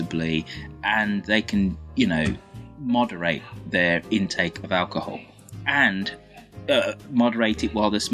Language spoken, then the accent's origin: English; Birmingham, West Midlands, United Kingdom; My hometown of Birmingham